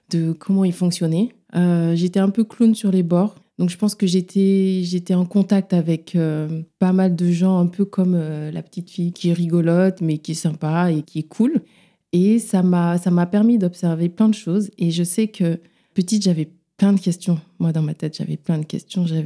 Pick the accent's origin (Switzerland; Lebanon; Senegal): Senegal; Dakar; now in Paris, France; J'exerce à Paris, en libéral surtout. J'ai grandi à Dakar